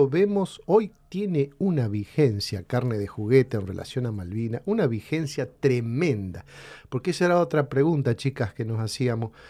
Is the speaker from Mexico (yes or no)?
no; Ceres, Santa Fe, Argentina; En mi pueblo, en Ceres, en el norte de la provincia, en plena guerra, chicas, en plena guerra, yo trabajaba, era empleado municipal